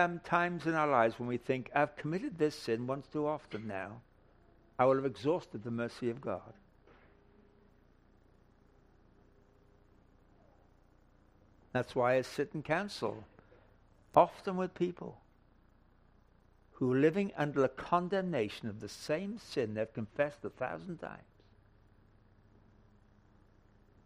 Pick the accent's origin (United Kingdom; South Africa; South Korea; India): United Kingdom; England; moved away; I come from England originally